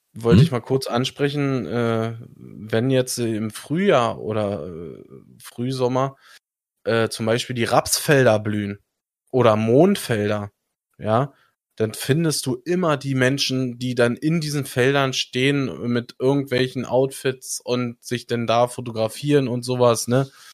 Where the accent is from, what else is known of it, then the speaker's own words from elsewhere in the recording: Germany; ich als Deutscher